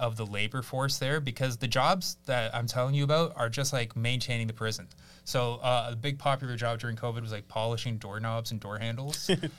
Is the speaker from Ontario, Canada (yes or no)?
yes; Barrie, Ontario, Canada; born or raised there; also born or lived in Kyiv, Ukraine / Victoria Park, Toronto